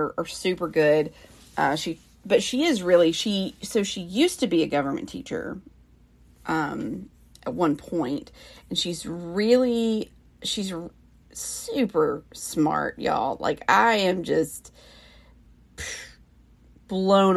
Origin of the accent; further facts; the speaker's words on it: the South, United States; accent: Southern; I'm from the South, and so, I mean, I have my moments where I sound more Southern